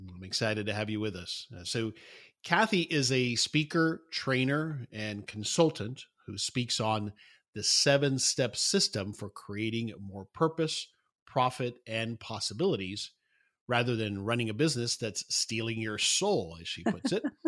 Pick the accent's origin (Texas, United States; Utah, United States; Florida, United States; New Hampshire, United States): Florida, United States; South; moved away; I grew up in South Florida